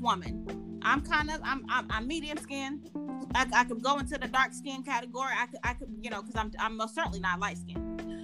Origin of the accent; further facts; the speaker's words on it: the South, United States; I grew up here in the South